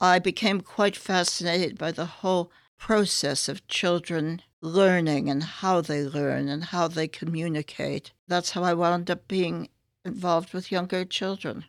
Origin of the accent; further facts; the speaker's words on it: San Francisco, California, United States; moved away as an adult; also born or lived in New York / Boston, Massachusetts; now in London, United Kingdom; spent part of my childhood in a suburb of San Francisco